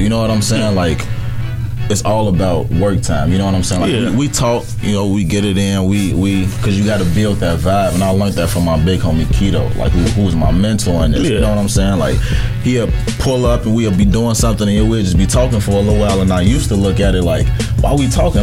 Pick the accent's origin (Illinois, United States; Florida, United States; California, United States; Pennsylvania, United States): Illinois, United States; Chicago; I'm from Chicago, south side of Chicago